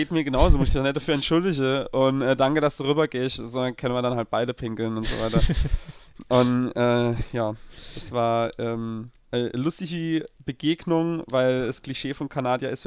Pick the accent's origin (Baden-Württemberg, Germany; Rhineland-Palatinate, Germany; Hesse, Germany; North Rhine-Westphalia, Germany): Rhineland-Palatinate, Germany; Er lief einfach nirgends in meiner Heimat. Der lief nicht in Zwäbrige, der lief nicht in Lautre, der lief nicht in Landstuhl